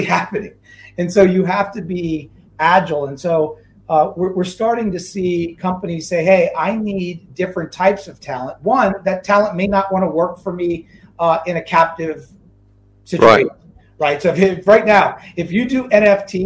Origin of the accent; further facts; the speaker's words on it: New Orleans, Louisiana, United States; now in Seattle, United States; I was born and raised in New Orleans, Louisiana